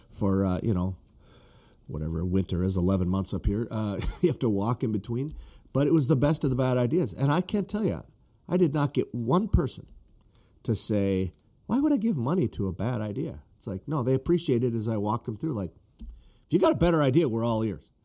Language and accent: English; northern Minnesota, United States; I grew up, you know, in northern Minnesota